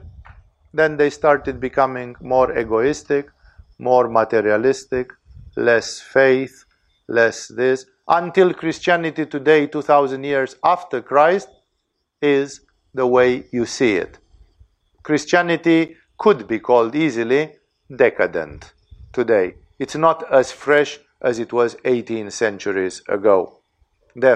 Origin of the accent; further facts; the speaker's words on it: Romania; English is a second language; I'm Romanian